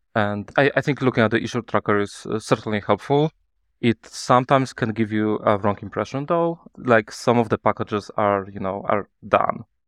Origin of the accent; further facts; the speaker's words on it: Poland; I'm from Poland. I'm based in, uh, Kraków, Poland.